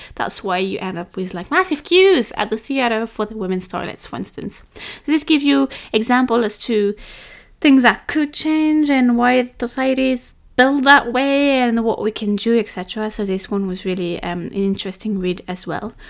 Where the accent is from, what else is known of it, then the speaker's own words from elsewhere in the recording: France; I'm French